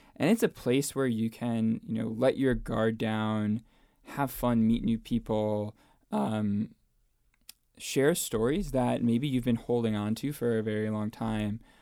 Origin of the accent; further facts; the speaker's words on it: New Jersey, United States; moved away as an adult; also born or lived in Williamsburg, Virginia; now in Arlington, United States; from New Jersey. I grew up, uh, in North Jersey, uh, right outside uh, New York City